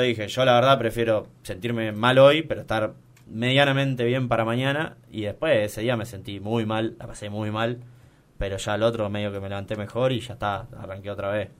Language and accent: Spanish; Argentina; soy argentino